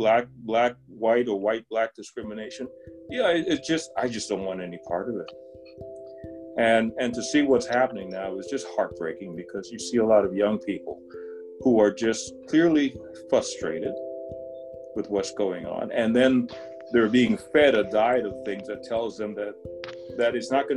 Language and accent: English; Trinidad & Tobago; born there; moved away; I'm not African American. I was born in Trinidad, but been here most of my life.